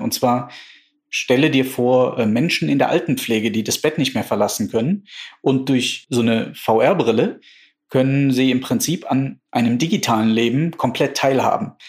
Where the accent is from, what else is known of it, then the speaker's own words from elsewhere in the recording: Germany; wir als Deutsche